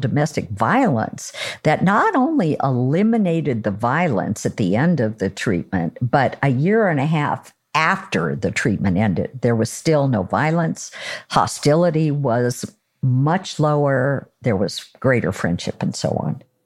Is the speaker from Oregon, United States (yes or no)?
yes; Oregon, United States; I'm from Oregon